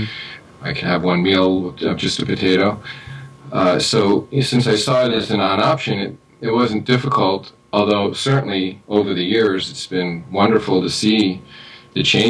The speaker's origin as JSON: {"language": "English", "town": "New York City", "region": "New York", "country": "United States", "tie": "born or raised there", "also_born_or_lived": "Long Island", "moved": "as an adult", "lives_now": "Los Angeles, United States", "said": "I grew up in Queens and went to college on Long Island."}